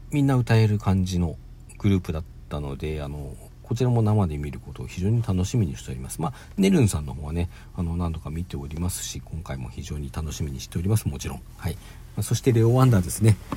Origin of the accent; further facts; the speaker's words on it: Hokkaido, Japan; 私北海道出身なんで